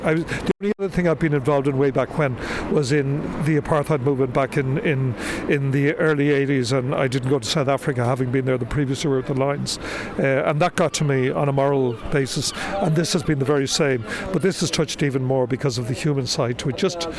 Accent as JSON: {"language": "English", "town": "Dublin", "region": "Leinster", "country": "Ireland", "tie": "born or raised there", "also_born_or_lived": "Leeds", "said": "I was born here in Dublin, but we lived our early years in Leeds, and he died when I was very young."}